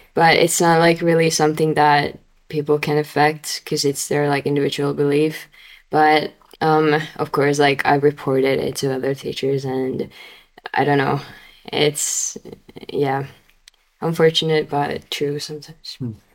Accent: Finland

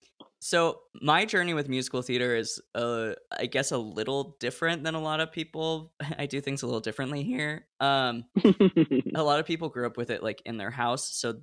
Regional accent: West Coast, United States; I grew up on the West Coast and didn't have access to Broadway.

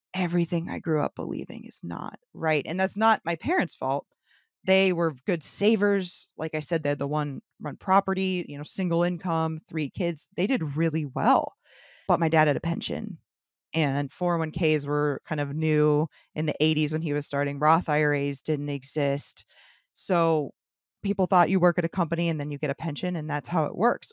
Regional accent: St. Petersburg, Florida, United States; born and raised Saint Petersburg.

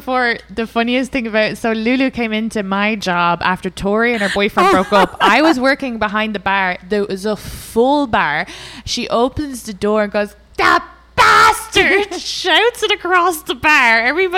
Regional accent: Ireland; I grew up in Ireland

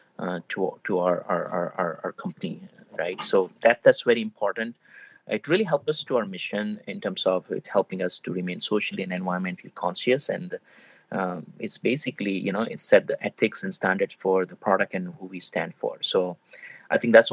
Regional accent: India; moved away; being an Indian, you know, grown up in India

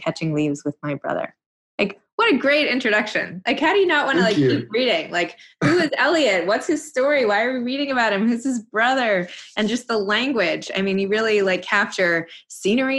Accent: New York City, New York, United States; I'm from New York City.

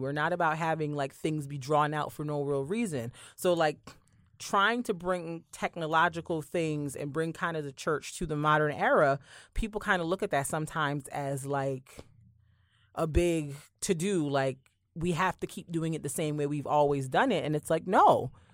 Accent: Barbados; moved away; I grew up in Barbados where church was very, very, the church I went to at least was very, very old-fashioned

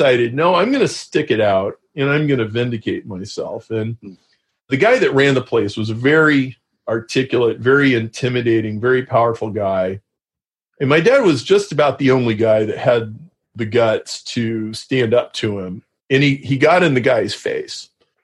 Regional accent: Lincoln, Nebraska, United States; grew up in Lincoln, Nebraska.

